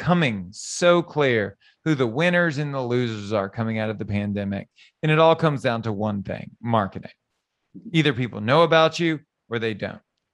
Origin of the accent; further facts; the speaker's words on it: Southern Louisiana, United States; I was born and raised in Southern Louisiana.